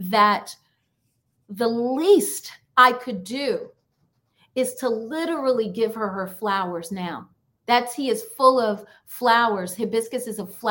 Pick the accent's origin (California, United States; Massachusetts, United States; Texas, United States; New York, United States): New York, United States; I grew up in New York